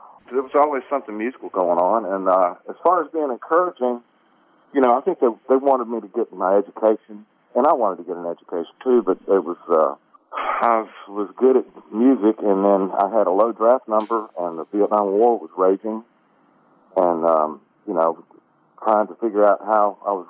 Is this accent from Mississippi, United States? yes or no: yes; Mississippi, United States; born or raised there